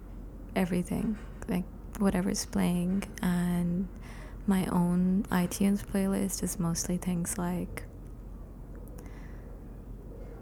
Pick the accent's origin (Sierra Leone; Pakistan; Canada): Pakistan; Karachi, Sindh; moved away as an adult; also born or lived in Lahore, Pakistan; now in Brooklyn, United States; I'm from Karachi